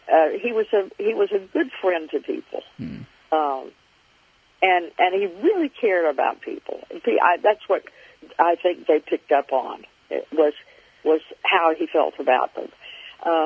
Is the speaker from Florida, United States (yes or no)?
yes; North Florida, United States; I grew up in North Florida, so it wasn't very far from my home